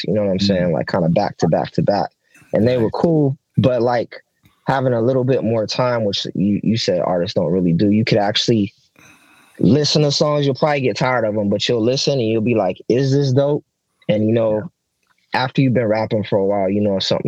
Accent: Oxnard, California, United States; I'm from Oxnard, so it's 93033rd over here

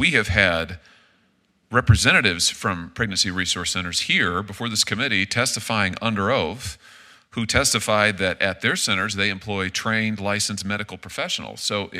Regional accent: Missouri, United States; including in my home state of Missouri

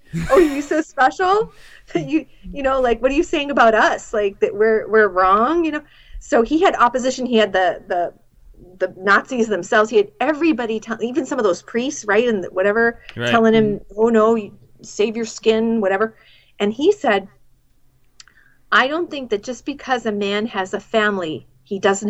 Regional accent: New England, United States; I'm from New England, and we're, like, booky people.

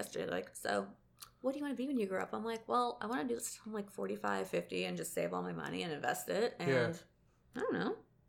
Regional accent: Alabama, United States; I'm from Alabama, so our slogan is, at least we're not Mississippi.

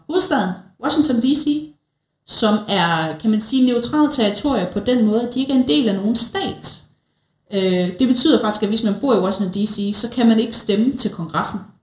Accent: Denmark; som danskere

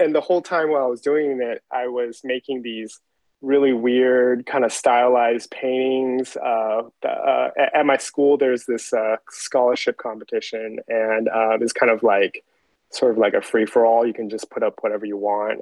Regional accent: Taiwan; moved away; growing up in Taiwan

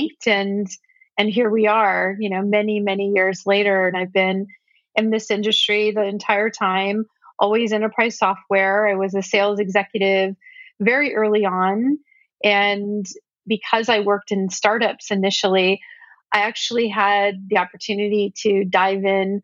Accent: Silicon Valley, California, United States; I grew up in Silicon Valley

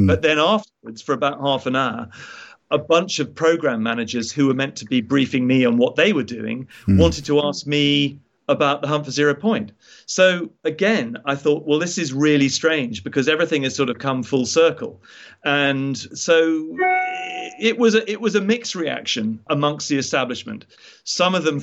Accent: United Kingdom; as a British citizen

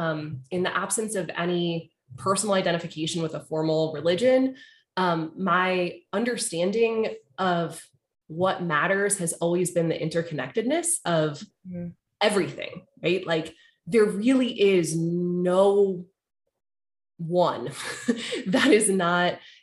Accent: Charlottesville, Virginia, United States; moved away; I grew up in Charlottesville.

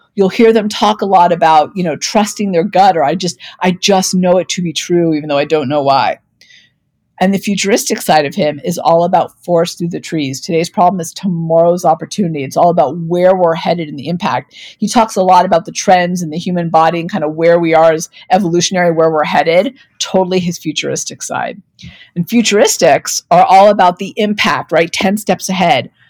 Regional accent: Denver, Colorado, United States; my hometown of Denver, Colorado

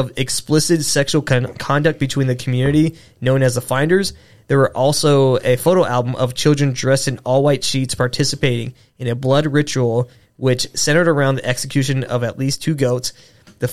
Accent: San Francisco, California, United States; where I was born in San Francisco

